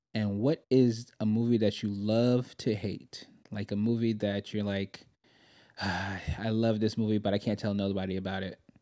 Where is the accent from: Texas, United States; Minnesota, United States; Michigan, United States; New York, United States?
New York, United States; moved away as an adult; I'm originally from New York